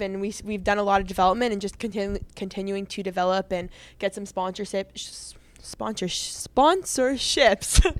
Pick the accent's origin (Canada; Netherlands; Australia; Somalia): Canada; moved away as an adult; growing up in Canada